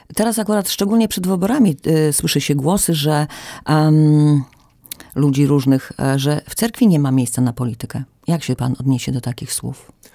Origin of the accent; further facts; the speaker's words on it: Podlaskie Voivodeship, Poland; tutaj u nas na Podlasiu, że nasza prawosławna społeczność